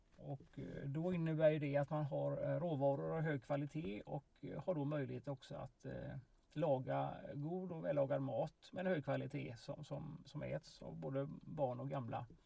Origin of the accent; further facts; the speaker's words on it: Kungsbacka, Halland County, Sweden; I Valda då som är min hembygd eh, väster om Kungsbacka